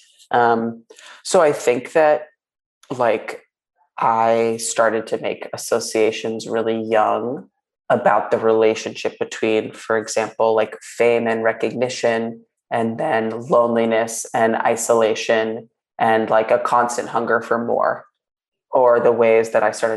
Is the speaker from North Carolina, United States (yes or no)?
no; New York, United States; I grew up in New York